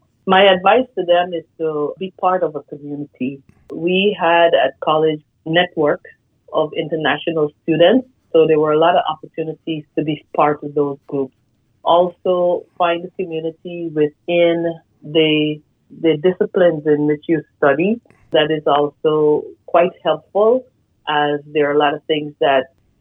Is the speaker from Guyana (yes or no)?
yes; Guyana; moved away as an adult; also born or lived in Iowa, United States; now in United States; I was born in Guyana, South America. I started my career back there in medical technology